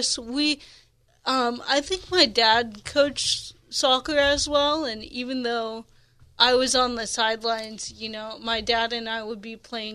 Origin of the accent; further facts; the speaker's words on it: Alpine, California, United States; now in Coronado, United States; I grew up in East County Alpine, now we're in Coronado